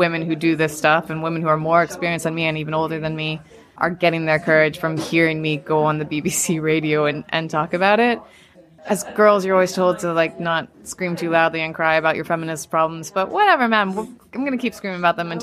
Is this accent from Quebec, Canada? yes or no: no; Calgary, Alberta, Canada; I was lucky enough to grow up in the Canadian Rockies